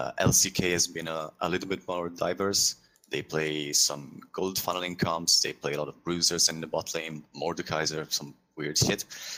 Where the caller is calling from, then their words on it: Milan, Lombardy, Italy; I am not, but I'm calling from Milan, Italy.